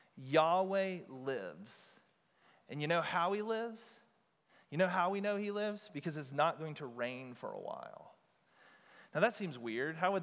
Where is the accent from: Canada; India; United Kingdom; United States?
United States; we as modern American Christians